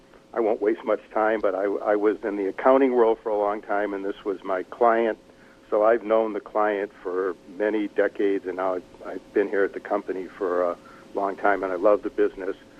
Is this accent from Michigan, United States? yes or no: yes; Detroit, Michigan, United States; I grew up in Detroit